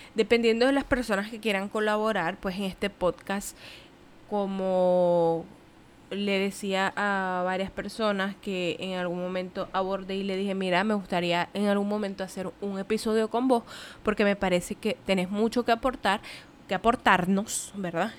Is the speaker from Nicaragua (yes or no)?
yes; Nicaragua; moved away as an adult; now in Puerto Rico; soy de Nicaragua, pero no vivo en Nicaragua, vivo en Puerto Rico